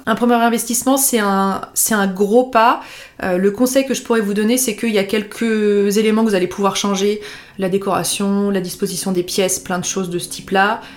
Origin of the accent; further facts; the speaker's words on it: Annecy, Auvergne-Rhône-Alpes, France; moved away as an adult; also born or lived in Lyon; je suis donc originaire euh, d'Annecy